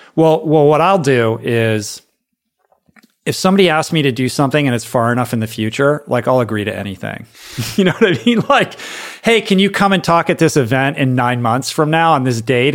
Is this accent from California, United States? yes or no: no; Washington, District of Columbia, United States; I grew up in Washington, D C.